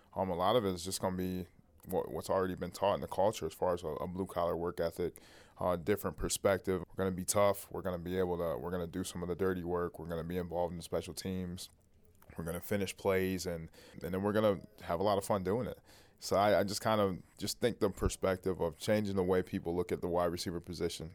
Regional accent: Toledo, Ohio, United States; growing up in Toledo, Ohio

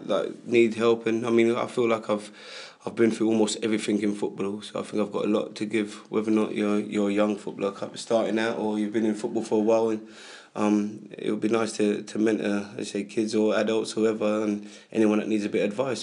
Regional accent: London, United Kingdom; I grew up in Hackney

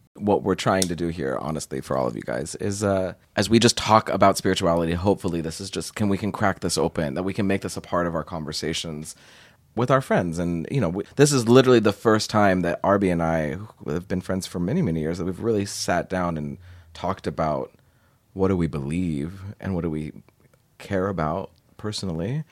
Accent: Portland, United States; in Portland, in the suburbs outside

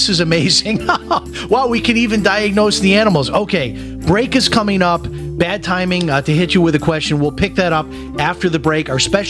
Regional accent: Chicago, Illinois, United States; And my cousin, who I grew up with in Chicago, my same age, he's now on diabetic medicine.

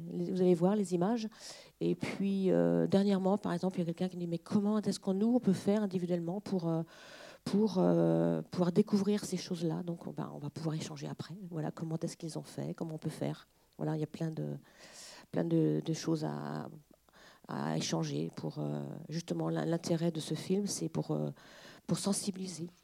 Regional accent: Mazé-Milon, Pays de la Loire, France; on est de Mazé-Milon, donc du département, on est du local.

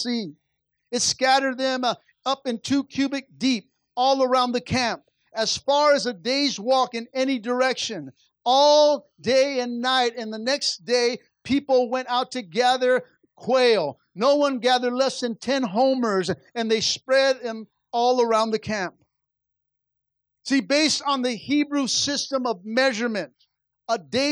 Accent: Los Angeles, California, United States; Really East LA.

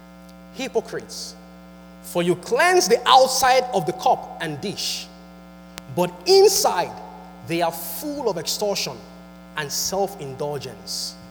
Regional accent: Nigeria; moved away; I am from Nigeria and I'm a Yoruba boy. I speak Yoruba

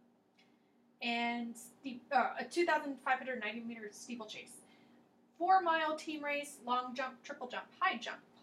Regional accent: Ireland; we're all Irish

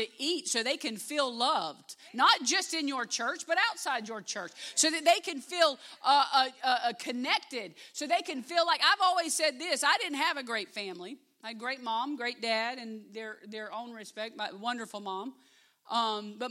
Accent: Live Oak, Florida, United States; also born or lived in Albany, Georgia; I grew up in Live Oak.

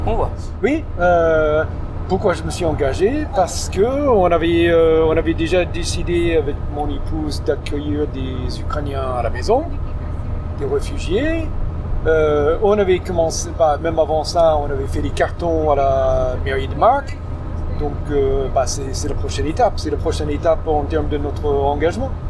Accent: Detroit, Michigan, United States; moved away as an adult; also born or lived in Dallas, Texas; J'ai grandi à Détroit

